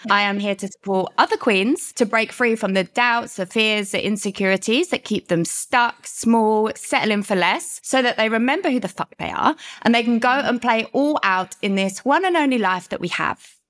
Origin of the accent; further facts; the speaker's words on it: London, United Kingdom; moved away as an adult; I am from the U K, London. You might get that by my accent